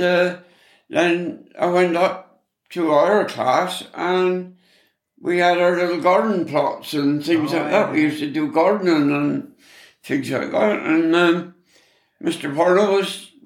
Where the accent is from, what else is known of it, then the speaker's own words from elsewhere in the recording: Nanpean, South West England, United Kingdom; I was born in Nanpean